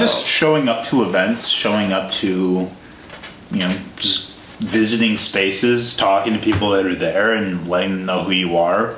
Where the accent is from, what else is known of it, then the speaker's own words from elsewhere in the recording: Illinois, United States; I'm from Illinois as well